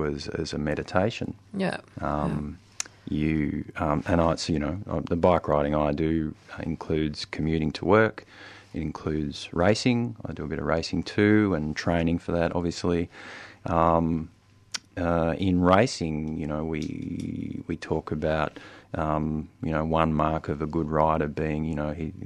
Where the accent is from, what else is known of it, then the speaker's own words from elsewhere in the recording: Albury, New South Wales, Australia; also born or lived in Wodonga, Victoria; now in Melbourne, Australia; I grew up in Albury, Wodonga